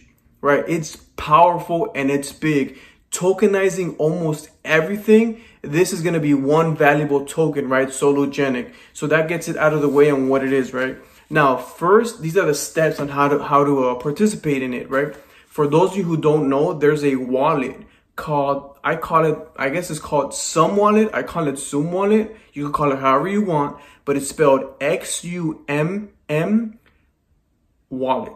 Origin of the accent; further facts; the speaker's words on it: Los Angeles, California, United States; born and raised in Los Angeles, California